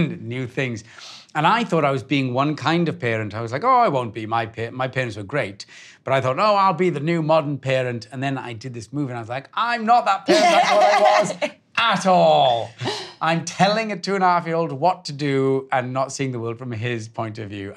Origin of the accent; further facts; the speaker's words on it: Wales, United Kingdom; I grew up in Wales with the back doors open and the kettle's always on